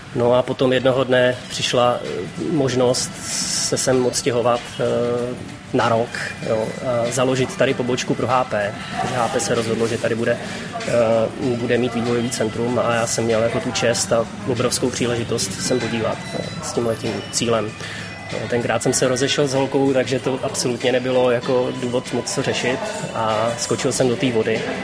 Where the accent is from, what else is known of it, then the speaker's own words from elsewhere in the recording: Czechia; moved away as an adult; now in Vietnam; my Češi